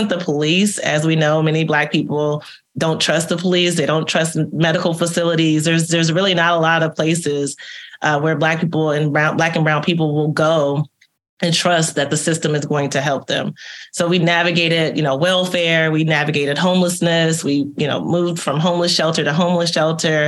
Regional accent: Texas, United States; accent: American; moved away as an adult; also born or lived in Italy; I was born and raised in Texas.

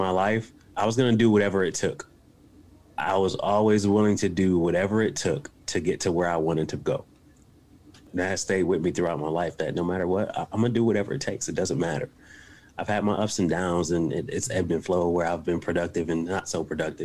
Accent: Buffalo, New York, United States; now in West Virginia, United States; I'm from Buffalo, New York. I currently live in West Virginia. You know, I'm from a rough area and on the east side of Buffalo, New York.

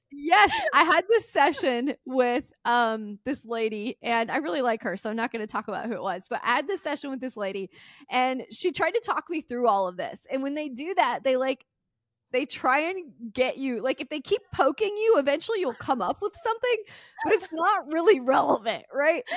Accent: Mississippi, United States; I grew up in Mississippi, super poor

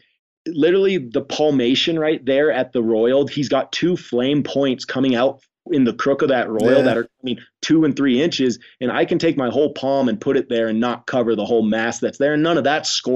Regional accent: Idaho, United States; now in Wyoming, United States; I grew up in Idaho

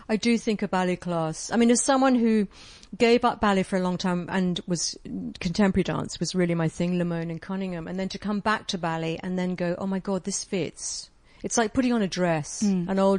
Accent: England, United Kingdom; moved away; also born or lived in Europe; I'm English

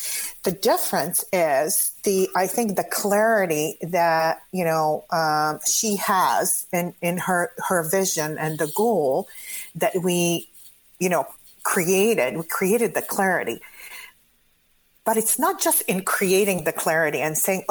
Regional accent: Croatia; English is a second language; moved away as an adult; now in United States; I come originally from Croatia. I came to the United States when I was 20.

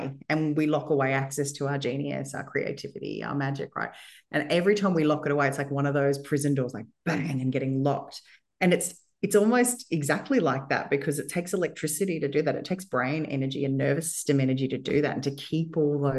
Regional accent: Australia; I'm white, I'm female, and I was born in Australia

